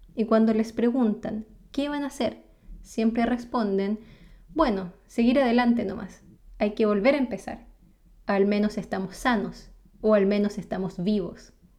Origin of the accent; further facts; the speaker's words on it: Chile; first language Spanish; mi lengua materna es el español y mi país es Chile